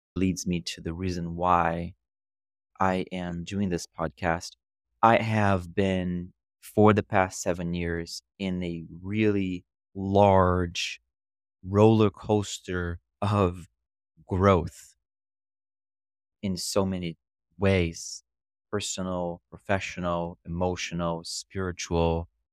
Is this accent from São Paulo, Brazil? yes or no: no; Rio de Janeiro, Brazil; English is a second language; moved away as an adult; also born or lived in Scranton, Pennsylvania / Miami; now in New York City, United States; I grew up in Brazil, more specifically in Rio, and I lived there until I was twenty years old